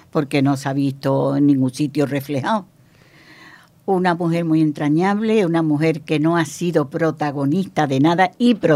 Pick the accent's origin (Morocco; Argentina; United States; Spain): Morocco; moved away; me emociono más porque han pasado tantos años desde que yo salí de Marruecos.